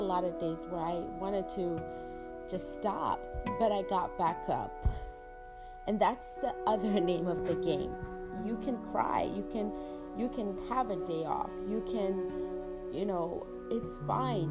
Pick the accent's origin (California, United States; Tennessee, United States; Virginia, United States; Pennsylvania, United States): Virginia, United States; moved away; my hometown, Virginia